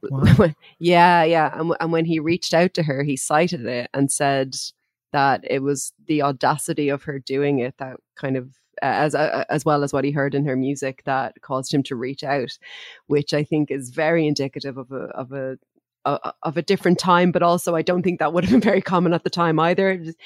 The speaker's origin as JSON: {"language": "English", "country": "Ireland", "said": "the kinds of words and phrases that we would that we would have used in Ireland"}